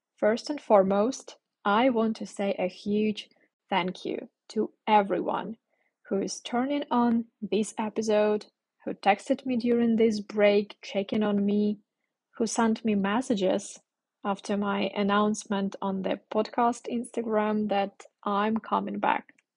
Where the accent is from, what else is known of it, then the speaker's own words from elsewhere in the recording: Ukraine; English is a second language; moved away; I'm from Ukraine and at this moment I'm in the north of my country. My parents live very, very close to the border